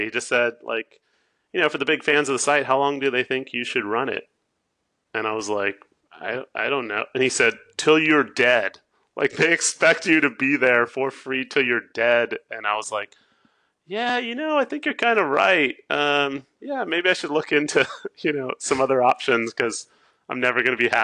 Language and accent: English; Southern California, United States; moved away as an adult; also born or lived in San Francisco; now in Oregon, United States; I grew up in Southern California